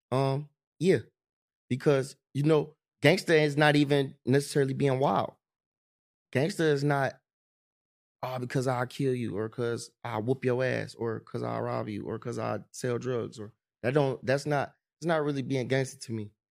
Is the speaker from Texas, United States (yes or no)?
no; East Cleveland, Ohio, United States; I'm from E C, I'm from Nose Ave.